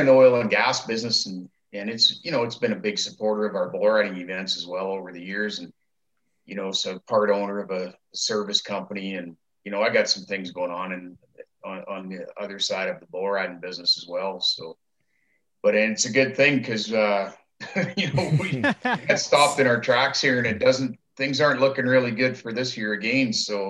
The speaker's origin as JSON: {"language": "English", "town": "Medicine Hat", "region": "Alberta", "country": "Canada", "tie": "born or raised there", "said": "my buddy Kevin Rockhorn and I, you know, like, you know, we grew up down there in Medicine Hat, and that's what that whole city was predicated on, was oil and gas business."}